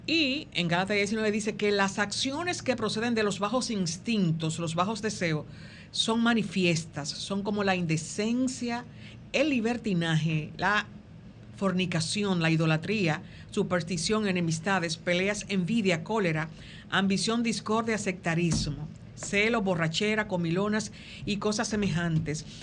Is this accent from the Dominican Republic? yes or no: yes; Dominican Republic; porque como dominicanos hemos perdido un poco de, um, ¿cómo se llama esto?